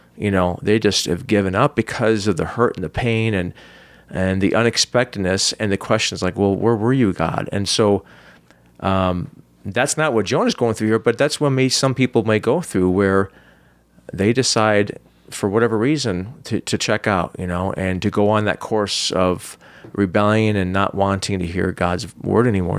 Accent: United States; as American Christian

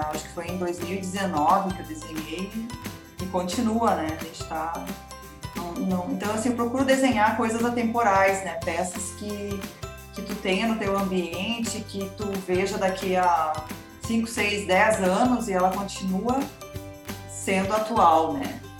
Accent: Santa Maria, Rio Grande do Sul, Brazil; now in Bento Gonçalves, Brazil; E aí eu tive, eu saí de Santa Maria

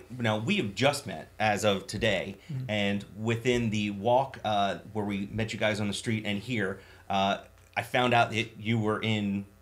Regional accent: Baltimore, Maryland, United States; growing up around Baltimore

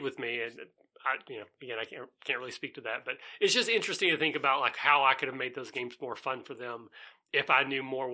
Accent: Southeast Kentucky, United States; I'm from Southeast Kentucky.

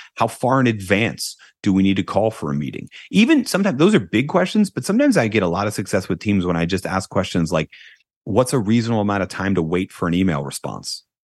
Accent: United States; I'm an American

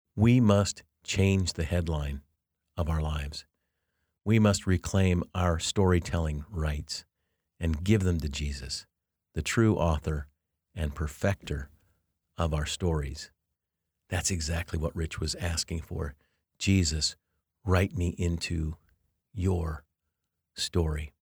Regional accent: Denver, Colorado, United States; also born or lived in Louisville, Kentucky; I was born in Louisville, Kentucky as well, but then was raised in Denver

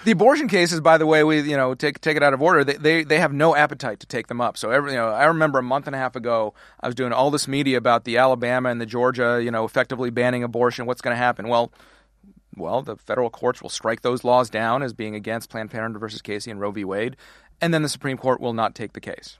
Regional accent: Canada; moved away as an adult; now in United States; how we immigrated to the wrong side of the border

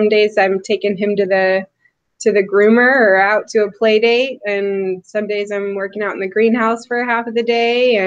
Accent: Atascadero, California, United States; I grew up in San Luis Obispo County, Atascadero

